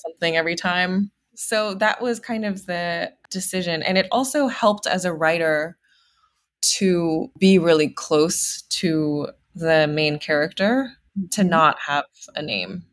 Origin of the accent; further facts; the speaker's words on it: Houston, Texas, United States; I grew up in Houston, Texas